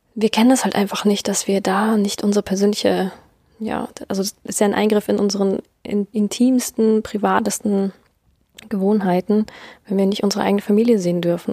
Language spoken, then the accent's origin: German; Germany; bei uns in Deutschland